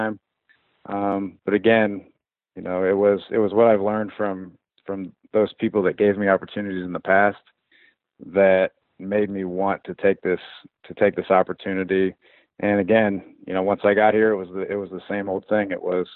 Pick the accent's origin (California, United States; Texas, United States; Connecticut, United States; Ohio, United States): Ohio, United States; Columbus; moved away as an adult; also born or lived in Arkansas; I'm from Columbus. I was down in Arkansas for about 6 years, and absolutely loved my time down there